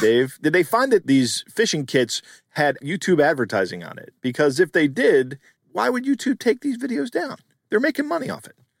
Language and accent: English; United States; born or raised there